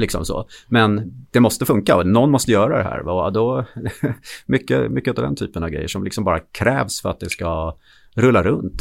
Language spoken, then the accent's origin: Swedish; Gotland, Sweden; jag är född på Gotland då, så att eh, jag skulle börja spela hockey i Visby AIK. Och jag var, tror jag, sex år gammal